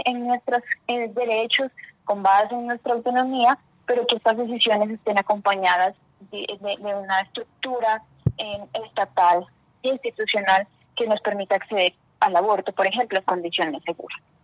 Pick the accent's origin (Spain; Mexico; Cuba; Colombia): Colombia; Ipiales, Nariño; now in Bogotá, Colombia; soy de Ipiales, Nariño. Eh, ahora actualmente en Bogotá